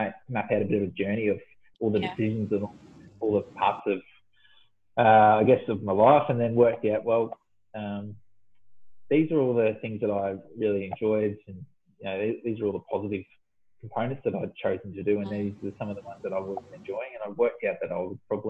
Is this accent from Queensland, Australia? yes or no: no; Victoria, Australia; moved away as an adult; also born or lived in Perth; I moved back from Perth, back home to Victoria